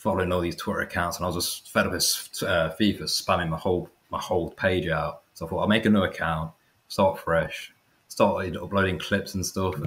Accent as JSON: {"language": "English", "town": "Leicester", "region": "East Midlands", "country": "United Kingdom", "said": "I'm 27 from Leicester"}